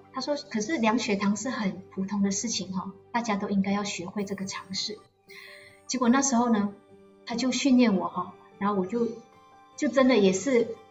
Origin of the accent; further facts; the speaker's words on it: Malaysia; moved away as an adult; now in Taiwan; 因为我也是马来西亚人